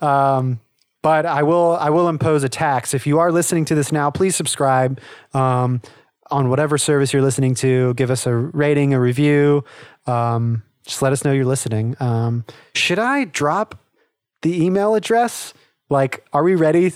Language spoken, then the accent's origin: English; the South, United States; I grew up in the South, and so there's, you know, quote unquote, redneck, uh, is sort of the culture down here.